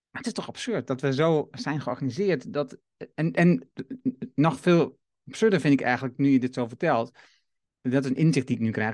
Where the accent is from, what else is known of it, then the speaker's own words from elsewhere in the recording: Netherlands; ons als Nederlander